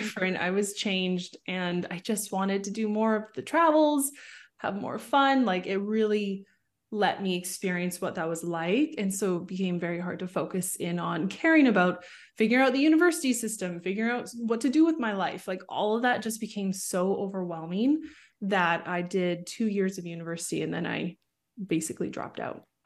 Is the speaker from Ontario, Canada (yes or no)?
no; Vancouver, British Columbia, Canada; I was born in Vancouver, Canada. So, I grew up in the suburbs just outside of Vancouver.